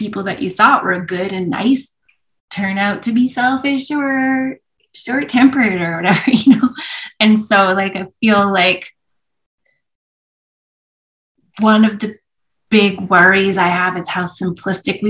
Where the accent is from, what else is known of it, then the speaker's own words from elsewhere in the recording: Edmonton, Alberta, Canada; also born or lived in Vancouver; I grew up in Edmonton when in some years where Edmonton won things